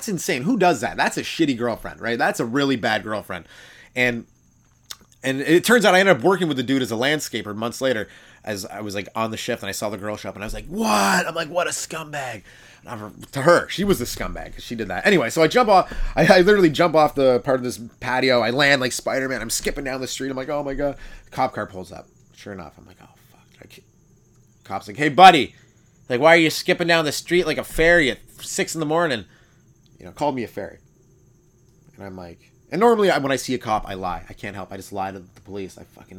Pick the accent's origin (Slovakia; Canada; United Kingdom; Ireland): United Kingdom; England; We are the English.